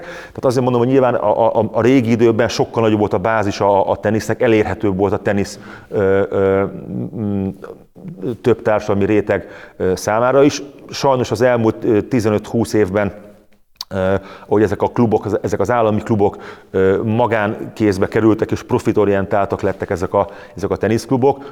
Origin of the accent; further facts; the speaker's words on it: Hungary; én is vidékről jöttem